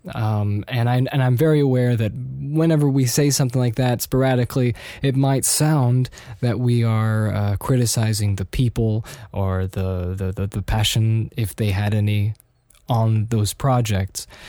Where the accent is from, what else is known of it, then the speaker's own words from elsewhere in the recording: Austria; also born or lived in United States; living in Austria in the early nineties